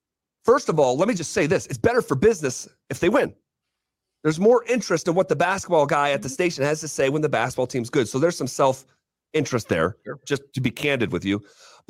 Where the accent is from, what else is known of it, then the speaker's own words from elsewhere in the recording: Scotia, New York, United States; moved away as an adult; now in Denver, United States; my hometown of Scotia, New York